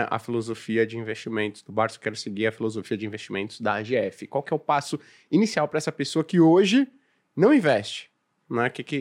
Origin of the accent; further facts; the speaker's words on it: São Paulo, Brazil; Afinal, eu e o … que a gente veio de Saint John Climax